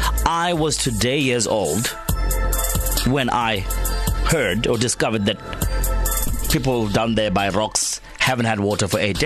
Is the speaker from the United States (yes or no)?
no; Tongaat, KwaZulu-Natal, South Africa; I remember Tongaat, my hometown